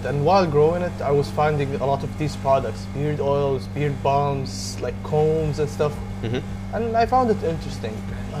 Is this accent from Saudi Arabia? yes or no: yes; Saudi Arabia; now in Dublin, Ireland; I'm 24 years old, studying business and management in Dublin, Ireland. I'm from Saudi Arabia